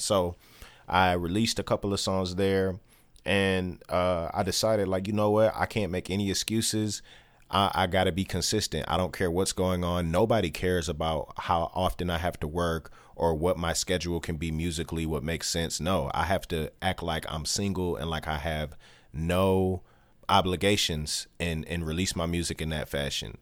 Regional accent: Detroit, Michigan, United States; born and raised in Detroit

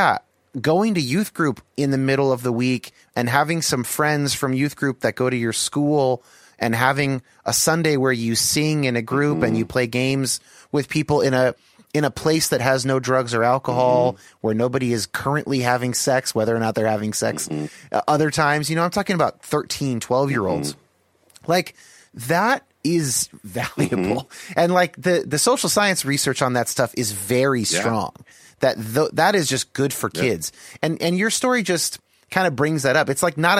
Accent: Bay Area, California, United States; I was raised in California, okay. In the Bay Area

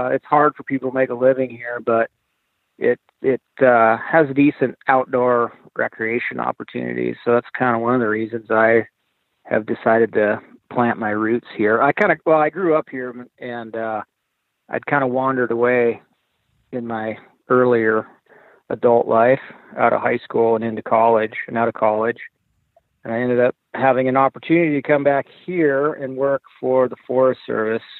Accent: Montana, United States; moved away; I grew up in Montana

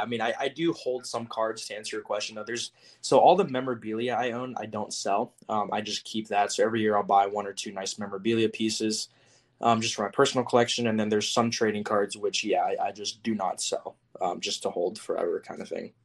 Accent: Houston, Texas, United States; I'd go to um, Astros games all the times because I'm from Houston

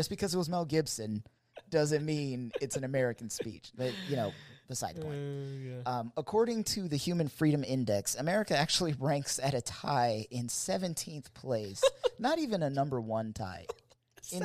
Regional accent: Germany; born there; I was born in Germany.

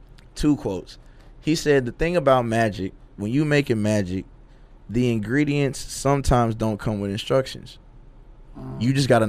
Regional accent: the South, United States; with a southern twist, because I'm from the South.

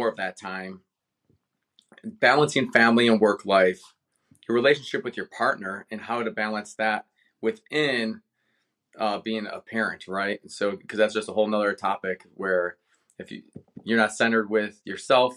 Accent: Cleveland, Ohio, United States; moved away; born and raised in Cleveland

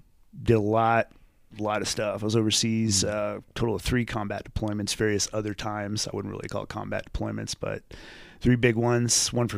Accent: Reno, Nevada, United States; So I pretty much grew up, you know, in this area, Reno Sparks area and stuff. All over the place before that, though.

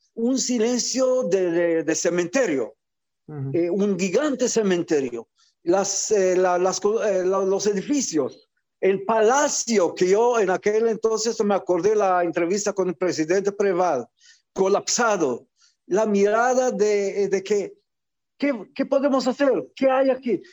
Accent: Israel; also born or lived in Algeria; yo que nací en Argelia, llegué como niño refugiado de, aquel entonces a Israel

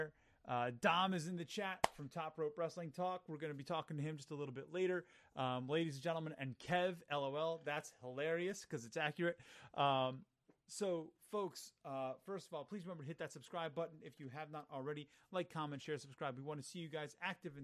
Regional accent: Philadelphia, Pennsylvania, United States; We're from Philly

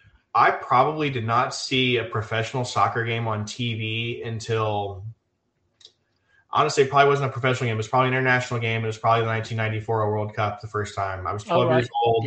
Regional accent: Gulf Coast of Texas, United States; I grew up on the Gulf Coast of Texas.

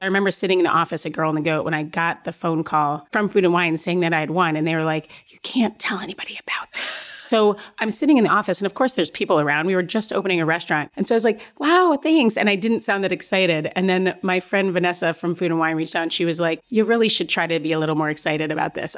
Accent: Stamford, Connecticut, United States; also born or lived in Chicago, Illinois; born in Chicago but grew up in Stamford, Connecticut

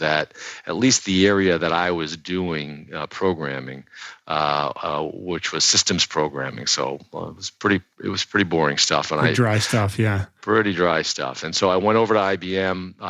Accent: southern New Hampshire, United States; now in Boston, United States; I actually grew up in New Hampshire, southern New Hampshire

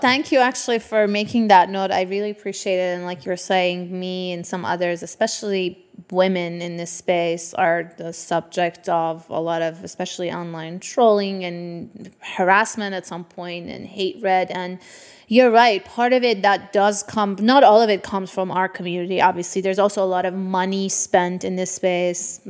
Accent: Tehran, Tehran Province, Iran; I grew up in Tehran during the war with Iraq, the Iran-Iraq war in the nineteen eighties

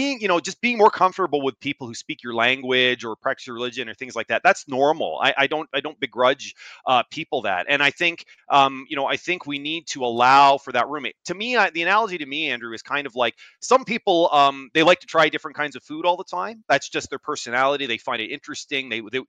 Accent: Canada; born there; I, in my own town, sometimes I feel like there's no one like me, even though I was born in Canada.

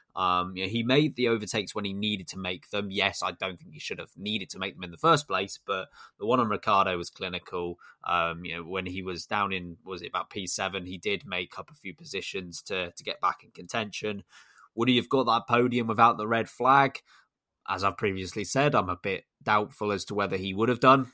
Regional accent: United Kingdom; as a Brit

